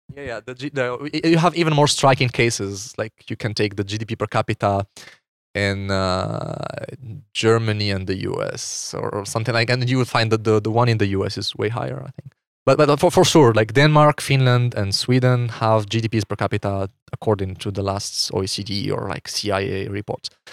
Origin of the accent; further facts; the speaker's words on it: Morocco; moved away as an adult; now in Switzerland; I'm from Morocco. I grew up in Morocco until I was twenty-one.